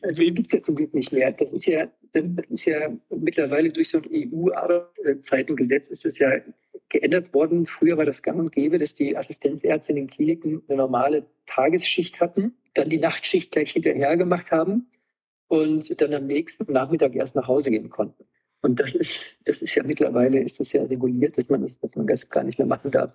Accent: Wolfenbüttel, Lower Saxony, Germany; now in Rosenheim, Germany; Komme aus einem Ort in Niedersachsen, wo Basketball immer die Sportart Nummer eins war und ich bin im MTV Wolfenbüttel groß geworden

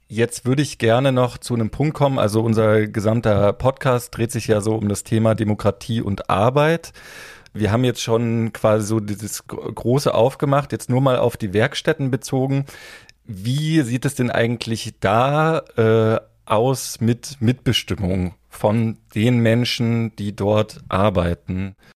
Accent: area around Kassel, Hesse, Germany; ich komme äh, aus dem Umland von Kassel

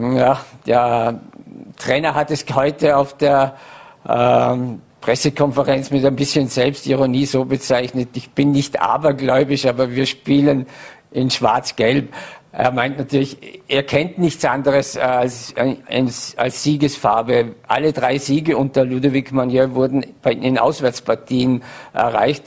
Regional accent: Vorarlberg, Austria; als Vorarlberger

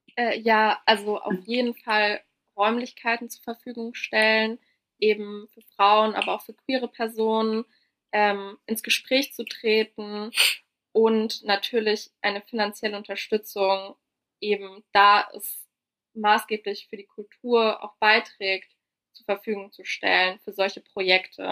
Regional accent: Frankfurt, Hesse, Germany; ich bin in Frankfurt ja also groß geworden und aufgewachsen

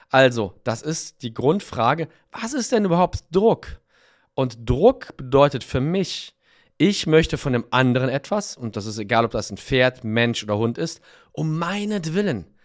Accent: Cologne, North Rhine-Westphalia, Germany; born there; ich bin in Köln geboren und habe da studiert und auch lange Zeit gearbeitet.

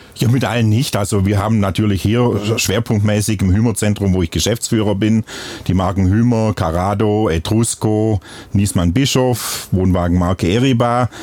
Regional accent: Bad Waldsee, Baden-Württemberg, Germany; accent: Upper Swabian; moved away; wie man es an meinem Dialekt auch hört. Ich komme ursprünglich aus Oberschwaben, im schönen Bad Waldsee.

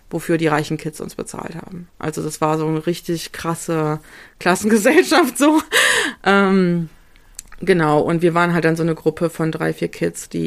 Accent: Bremen, Germany; ich bin halt in Bremen zur Schule gegangen, als der PISA-Test war auf die Kornstraße.

